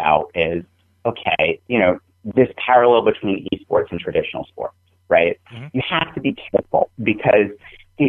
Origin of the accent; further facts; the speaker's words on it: New England, United States; I'm from New England